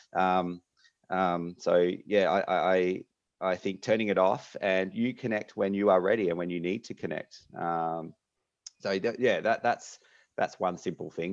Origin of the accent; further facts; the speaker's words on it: Melbourne, Victoria, Australia; moved away as an adult; now in Perth, Australia; I am from Melbourne originally, uh, and then happened to get into medical school over here in Western Australia